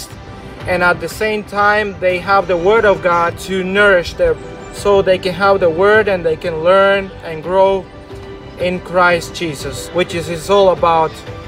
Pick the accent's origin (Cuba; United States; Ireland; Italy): Cuba; Ciego de Ávila; I am from Ciego de Avila.